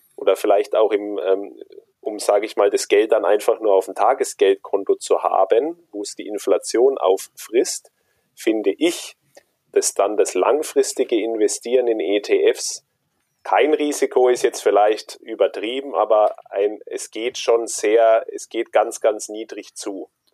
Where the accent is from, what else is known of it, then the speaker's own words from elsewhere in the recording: Germany; bei uns in Deutschland